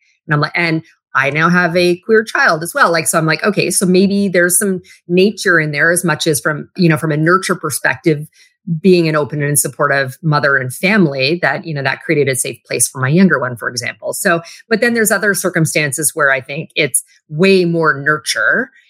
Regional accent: Western Canada, Canada; moved away as an adult; also born or lived in Toronto; I grew up in a small, like Western town. Like I grew up in Canada, but I call the city I was in is like Texas North.

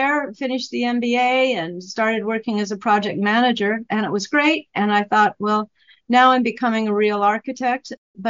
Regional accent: Wyoming, United States; moved away as an adult; also born or lived in Arizona; now in New York, United States; I grew up in Wyoming, went to college off to Sun Country, to Arizona

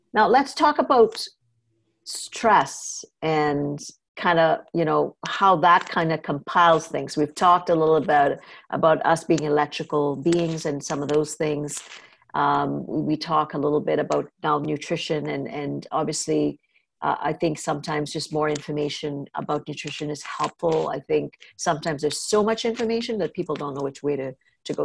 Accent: Trinidad & Tobago; moved away; also born or lived in North America; I grew up in Trinidad where milk was not as big

